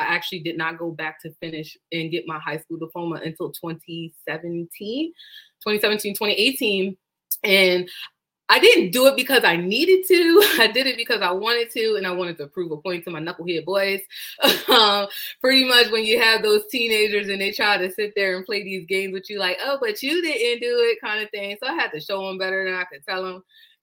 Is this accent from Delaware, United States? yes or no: yes; Delaware, United States; I am born and raised in Delaware